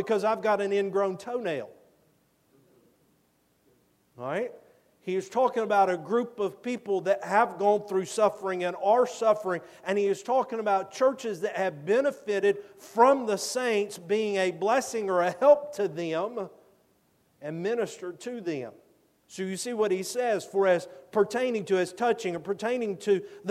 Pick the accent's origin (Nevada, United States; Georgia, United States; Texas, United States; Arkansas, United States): Georgia, United States; I'm from Georgia